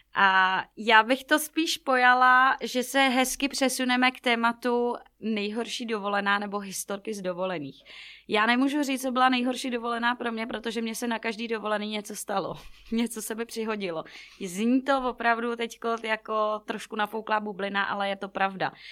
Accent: Plzeň-South District, Plzeň Region, Czechia; já jsem z Plzně jihu

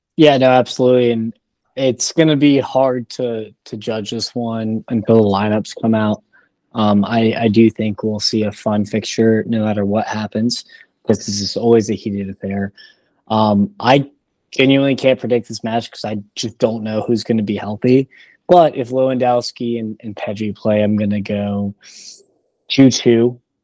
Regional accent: Raleigh, North Carolina, United States; I grew up in Raleigh

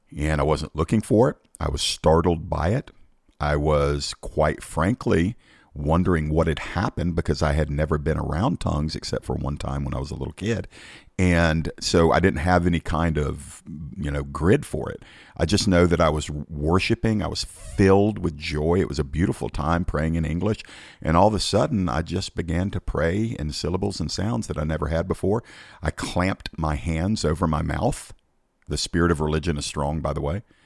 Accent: Georgia, United States; my home state of Georgia

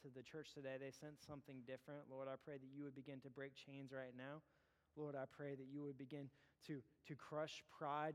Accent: Terrell, Texas, United States; I grew up in Terrell

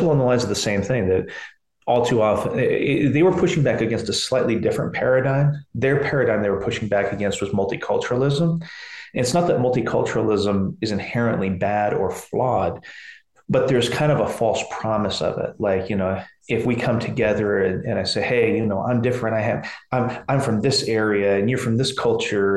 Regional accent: McMinnville, Oregon, United States; I'm from McMinnville, Oregon. This is not your Portland, Oregon.

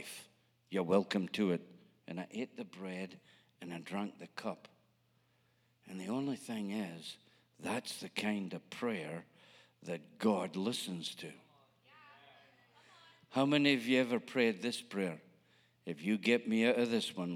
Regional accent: Scotland, United Kingdom; moved away; I'm a Scotsman

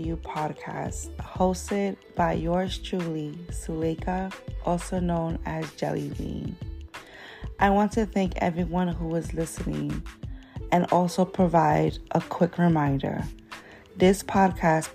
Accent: New York City, New York, United States; Growing up in the Bronx

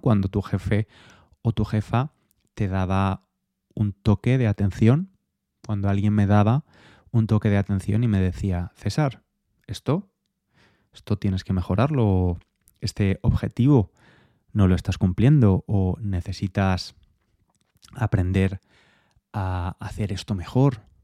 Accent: Spain; moved away as an adult; now in England, United Kingdom; Soy español

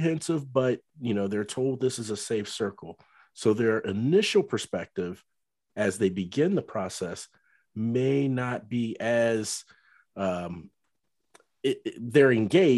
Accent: Cincinnati, Ohio, United States; moved away as an adult; now in North Texas, United States; I lived in Cincinnati for many years growing up

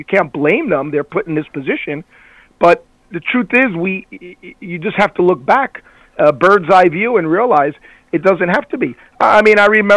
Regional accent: Cuba; moved away; I was born in Cuba

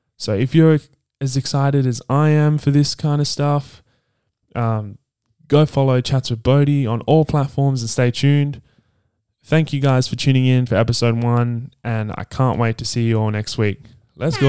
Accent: Perth, Western Australia, Australia; also born or lived in Sydney, New South Wales; Originally, uh, I was born in Sydney, uh, Randwick, and we moved Uh, my family and I moved here to Perth in two thousand eight when I was nine years old, and I've been here ever since.

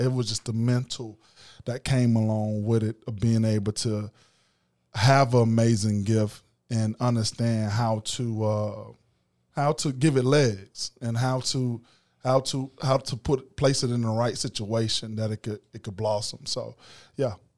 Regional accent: Macon, Georgia, United States; I'm from East Macon and, um, Fort Hill to be exact

